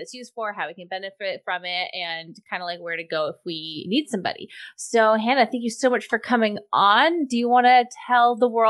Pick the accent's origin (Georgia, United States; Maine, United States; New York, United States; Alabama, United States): Maine, United States; I'm from Maine.